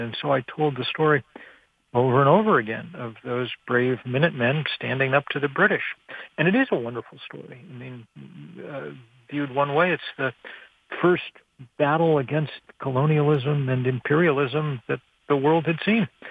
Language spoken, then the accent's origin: English; Lexington, Massachusetts, United States; where I'd grown up, not so much Lexington in particular, or not just Lexington in particular, but in the American suburb